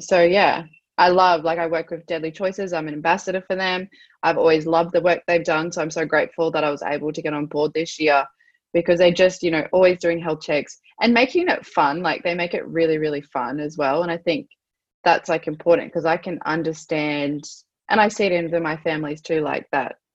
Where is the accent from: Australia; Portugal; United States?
Australia; I'm Australian, but I'm also I'm Aboriginal.